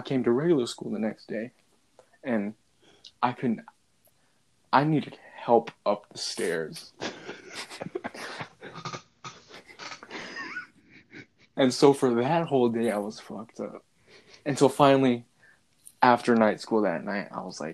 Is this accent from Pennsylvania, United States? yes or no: no; Chicago, Illinois, United States; first language English; I was born in Chicago